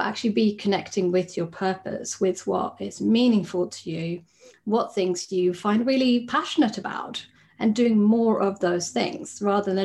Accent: Sweden; moved away as an adult; now in United Kingdom; I'm originally from Sweden, where I trained as a psychologist

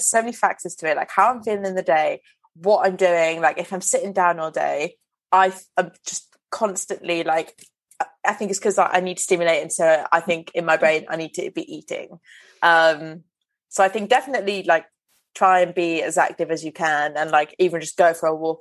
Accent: Welsh, Wales, United Kingdom; I'm Welsh

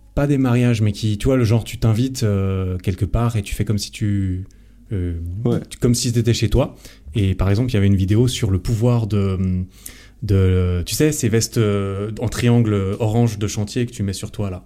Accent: Switzerland; chez moi en Suisse

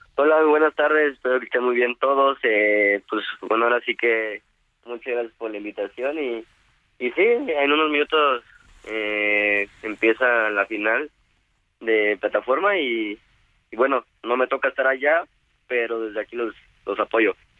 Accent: Veracruz, Mexico; yo soy originario de Veracruz

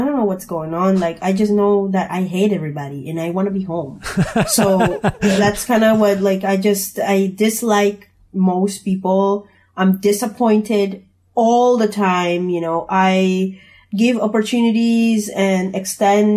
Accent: Colombia; I'm from Colombia

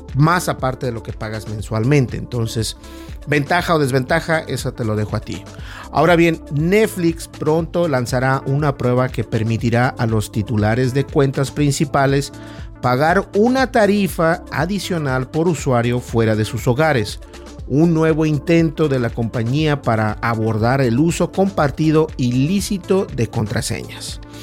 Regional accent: Mexico; como los mexicanos decimos

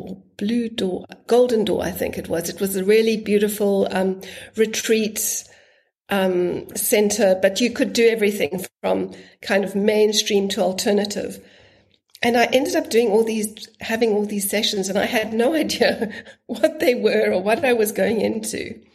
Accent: Zimbabwe; born there; I was born in Zimbabwe, and he'd always spoken about his trips to Minor, but I'd never gone.

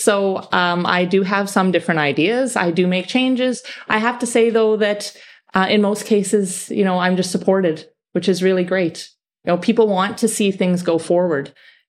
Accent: Manitoba, Canada; now in Gibraltar; I was raised in Canada. Whereabouts in Canada? I'm from Manitoba. It's very cold where I'm from.

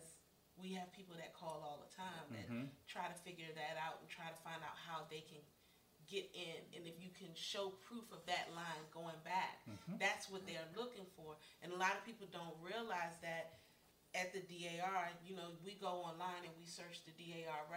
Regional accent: United States; I am from here. I'm from America. I go back 7 or 8 generations

